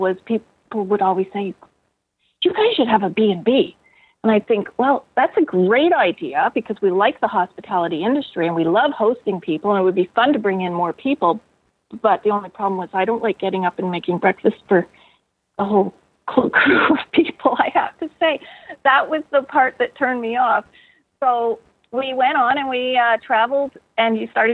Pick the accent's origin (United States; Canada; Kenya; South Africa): Canada; Eastern Townships, Quebec; moved away as an adult; now in Kelowna, Canada; I come from the Eastern Townships in southern Quebec.